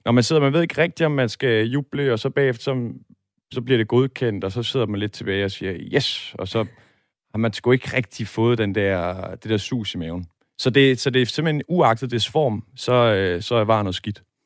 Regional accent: Møldrup, Central Denmark Region, Denmark; now in Aarhus, Denmark; min fødeby Møldrup

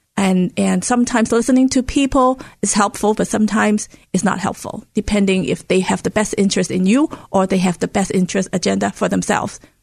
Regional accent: Hong Kong; moved away; Where I grew up in Hong Kong, it is very interest, it is a very diverse city

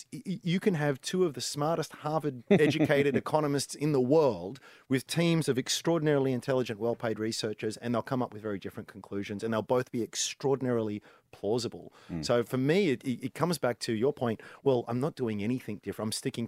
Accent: Australia; How can I profit or at least protect my downside as an Aussie investor?

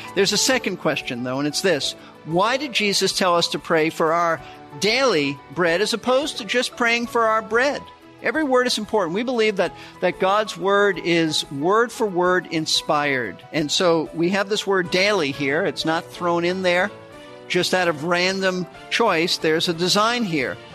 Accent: United States; most of us, as prosperous Americans

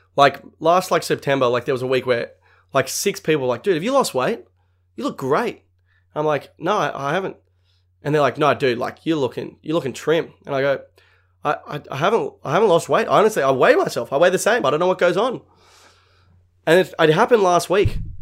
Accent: Sydney, New South Wales, Australia; I'm from Sydney

